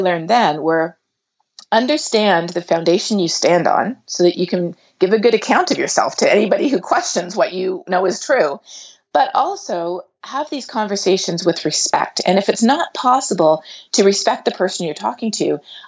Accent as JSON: {"language": "English", "country": "Canada", "tie": "born or raised there", "also_born_or_lived": "South America", "moved": "as an adult", "lives_now": "Texas, United States", "said": "I grew up in Canada and in South America, and then I went to the U.S. for graduate school"}